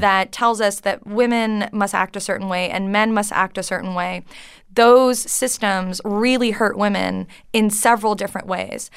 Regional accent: Canada; English is a second language; moved away as an adult; now in United States; I grew up French Canadian

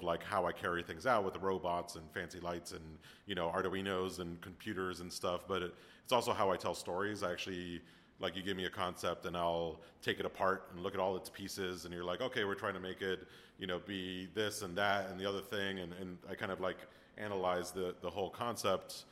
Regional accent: Miami, Florida, United States; moved away; I'm from Miami originally

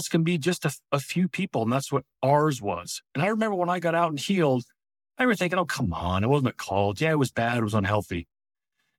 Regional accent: New Jersey, United States; moved away as an adult; also born or lived in Washington, D.C. / Idaho / Montana; Born and raised in New Jersey, went to school in D.C.

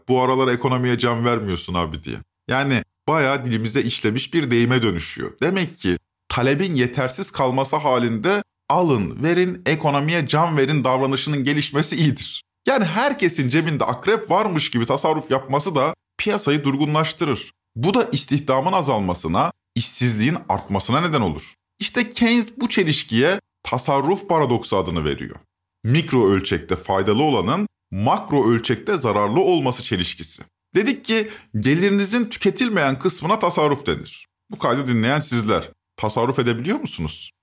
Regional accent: İzmir, Turkey; Ben İzmir'de büyüdüm

